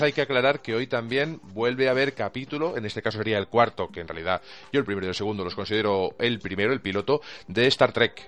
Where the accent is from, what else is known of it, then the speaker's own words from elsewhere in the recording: Catalonia, Spain; soy catalán